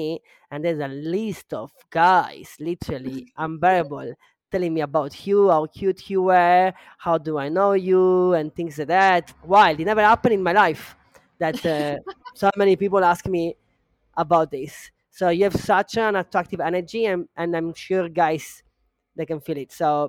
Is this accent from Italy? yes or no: yes; Italy; English is a second language; now in Costa Rica; I am originally from Italy, but I've been a nomad for the last 7 years. I am right now in Costa Rica.